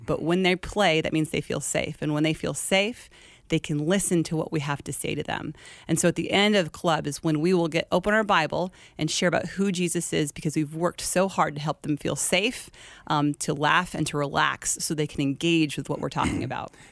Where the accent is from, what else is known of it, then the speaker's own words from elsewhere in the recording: Glendale, Arizona, United States; Born and raised Glendale, Arizona.